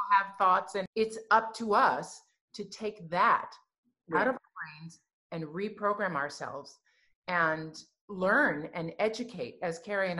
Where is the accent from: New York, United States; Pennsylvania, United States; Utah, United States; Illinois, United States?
Illinois, United States; Chicago; now in Canada; I'm from Chicago.